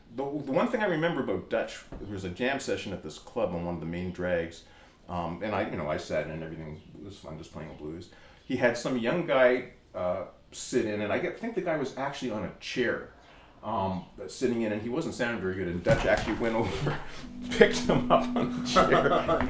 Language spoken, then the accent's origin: English; Toronto, Ontario, Canada; I'm from here.